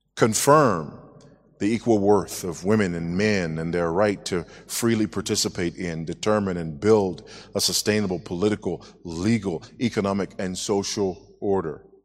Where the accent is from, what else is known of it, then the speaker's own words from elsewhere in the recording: United States; moved away as an adult; now in Zambia; I am an American, but been living in Zambia for six years as of yesterday